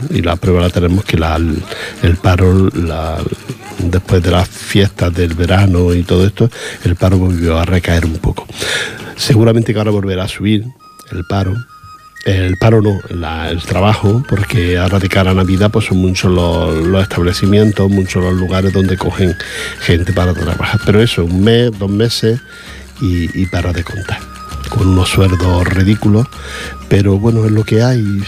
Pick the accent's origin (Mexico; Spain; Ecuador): Spain; Granada, Andalusia; soy de Granada y la mitad de los pueblos que nombran, o más de la mitad los conozco